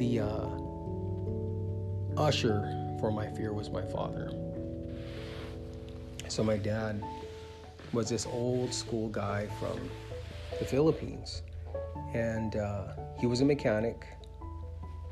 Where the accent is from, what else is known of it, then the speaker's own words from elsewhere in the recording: Vallejo, California, United States; I was born in the Bay Area of California, a city called Vallejo